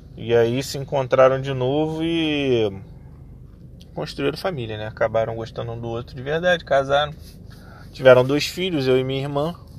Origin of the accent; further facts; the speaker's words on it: Rio de Janeiro, Brazil; Eu sou do Rio de Janeiro